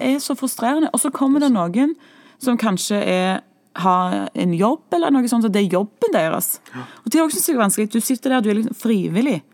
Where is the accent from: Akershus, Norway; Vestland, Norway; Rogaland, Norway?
Rogaland, Norway; Stavanger; vi er siddiser, som vi så blir kalt.